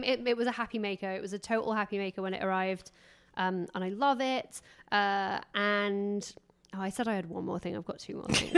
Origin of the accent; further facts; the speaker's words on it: England, United Kingdom; I'm English